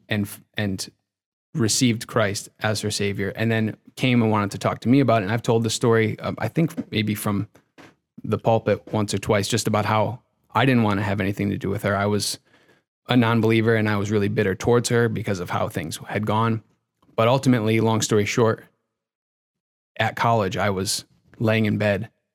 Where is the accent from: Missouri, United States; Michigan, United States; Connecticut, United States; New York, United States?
Connecticut, United States; moved away as an adult; also born or lived in Boston, Massachusetts; now in Massachusetts, United States; I grew up in Connecticut